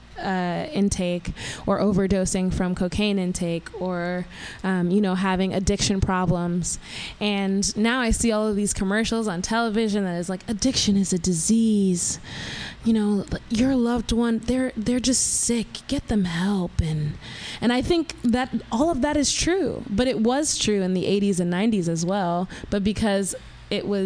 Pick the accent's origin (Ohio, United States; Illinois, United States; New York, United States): New York, United States; New York City; I grew up in Southside Jamaica, Queens